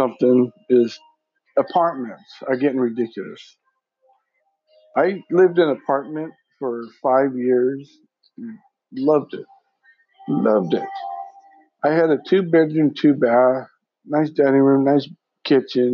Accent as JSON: {"language": "English", "region": "Washington", "country": "United States", "said": "I'm from Washington."}